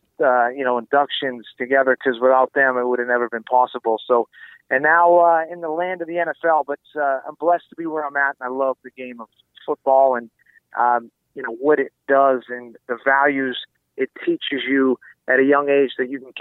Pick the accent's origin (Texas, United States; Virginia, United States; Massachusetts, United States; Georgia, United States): Massachusetts, United States; Salem; I grew up in Salem, Massachusetts, the home of the Witches